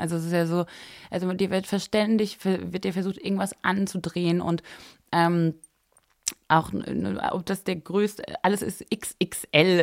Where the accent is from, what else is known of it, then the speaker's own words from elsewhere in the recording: a small village near Freiburg, Baden-Württemberg, Germany; moved away as an adult; also born or lived in Paris; ich bin groß geworden im Süden von Deutschland, bei Freiburg in einem kleinen Dorf